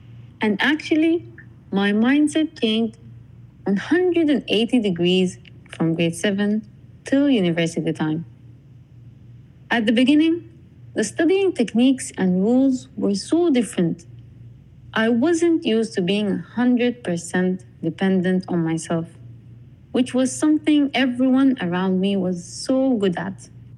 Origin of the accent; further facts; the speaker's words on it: Sudan; accent: Sudanese; English is a second language; You know, I actually spoke in my Sudanese accent.